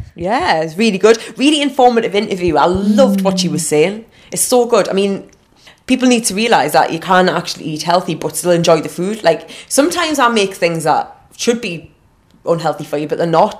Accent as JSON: {"language": "English", "town": "Newcastle upon Tyne", "region": "North East England", "country": "United Kingdom", "tie": "born or raised there", "moved": "yes", "lives_now": "London, United Kingdom", "said": "I took Gathering of Minds to, to Newcastle, to my hometown"}